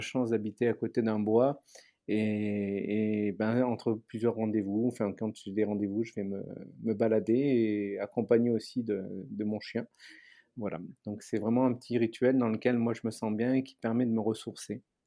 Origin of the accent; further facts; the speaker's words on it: Aix-en-Provence, Provence-Alpes-Côte d'Azur, France; moved away; also born or lived in Paris; je suis originaire d'Aix-en-Provence